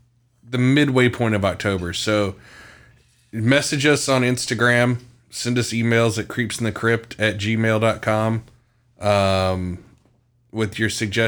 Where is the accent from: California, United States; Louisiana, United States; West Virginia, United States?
West Virginia, United States; Beckley; born there; So that's where I was born. Didn't grow up there, but that's where I was born.